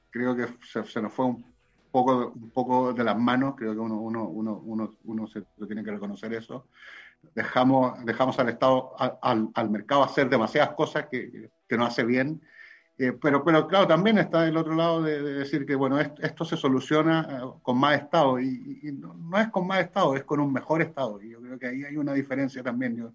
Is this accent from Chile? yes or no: yes; Chile; yo podría defenderme diciendo, bueno, yo soy de regiones, soy del Tau.